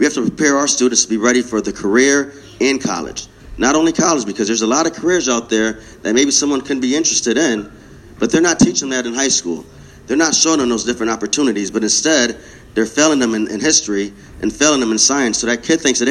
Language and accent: English; New Britain, Connecticut, United States; I was born and raised here. New Britain